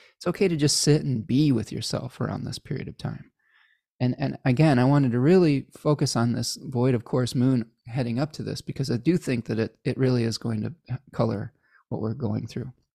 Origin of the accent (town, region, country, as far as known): Chicago, Illinois, United States; born or raised there; accent: Midwestern